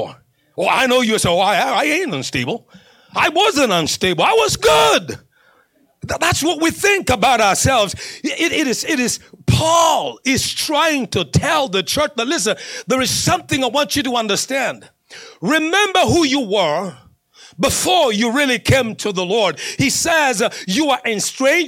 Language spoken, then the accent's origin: English; Kenya; moved away as an adult; also born or lived in Northern Kentucky / Cincinnati, Ohio; now in Flagstaff, United States; when I was growing up in Kenya